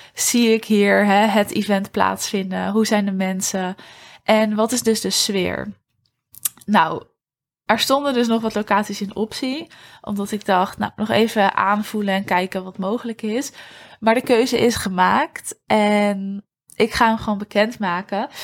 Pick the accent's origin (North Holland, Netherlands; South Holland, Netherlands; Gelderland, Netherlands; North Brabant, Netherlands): North Holland, Netherlands; Huizen; moved away; het dorp staat waar ik ben opgegroeid. En dat dorp is Huizen.